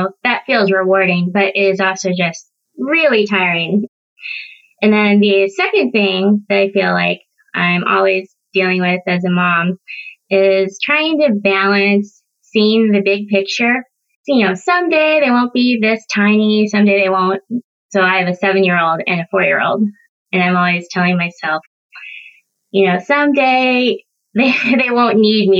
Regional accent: Kansas City, United States; also born or lived in South Korea; now in Pacific Northwest, United States; I grew up in the Midwest in the Kansas City area

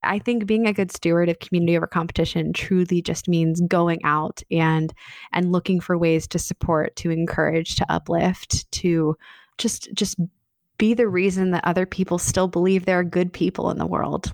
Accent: Annapolis, Maryland, United States; a budding wedding photography business in my hometown of Annapolis

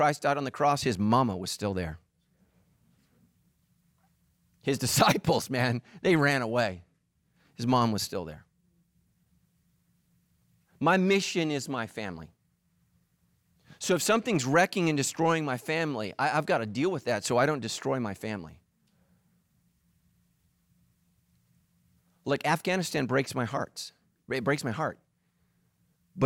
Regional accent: California, United States; I'm a pastor here in Southern California. I'm a Californian

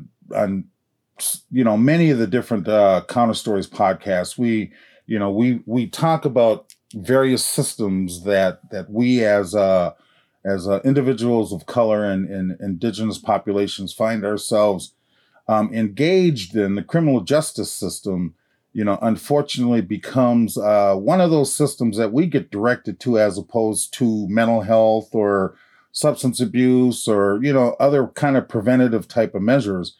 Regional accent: Mille Lacs, Minnesota, United States; I'm from Mille Lacs

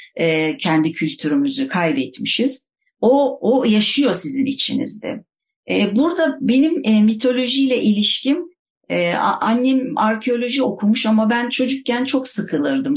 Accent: Istanbul, Turkey; ben İstanbulluyum denize yakın bir yerde oturuyorum

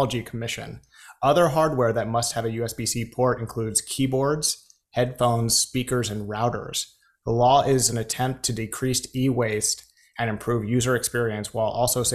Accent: United States; We are so Americans. Just I'm speaking on behalf of Americans as an American

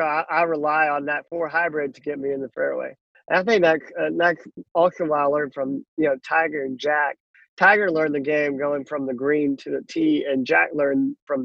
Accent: Uman, Cherkasy Oblast, Ukraine; now in United States; life started with me in a small town called Uman, Ukraine

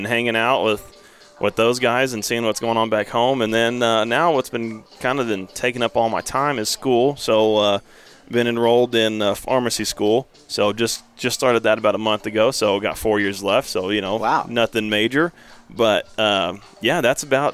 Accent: New Mexico, United States; I was from New Mexico

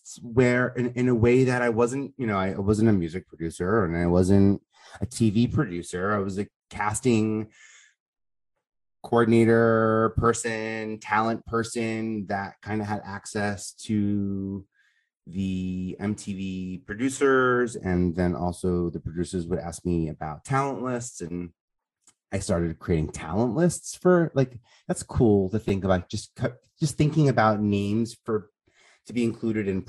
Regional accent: New York City, New York, United States; I'm like from Staten Island

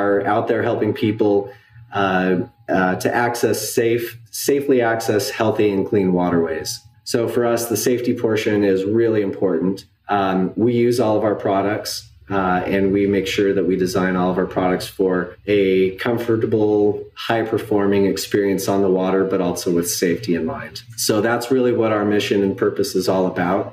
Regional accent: Idaho, United States; moved away; also born or lived in Washington / Bentonville, Arkansas; I grew up in Idaho

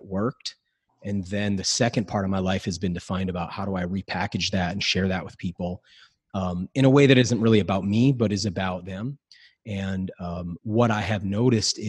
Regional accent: New England, United States; So I grew up in New England, but I grew up real poor

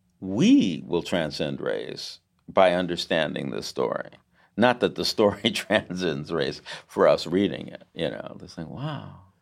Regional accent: United States; I'm American, right?

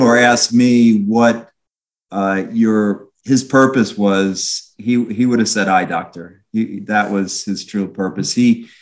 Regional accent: Long Island, New York, United States; I grew up on Long Island

